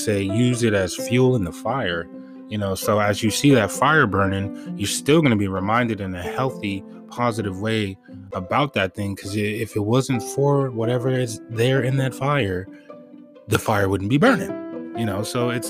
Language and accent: English; Los Angeles, California, United States; growing up in Western civilization, especially in Los Angeles